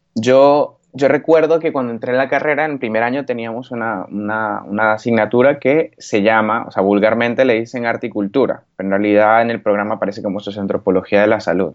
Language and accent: Spanish; Valencia, Carabobo, Venezuela; moved away as an adult; now in Spain; yo soy valenciano de nacimiento, pero mi mamá es gocha y mi papá es oriental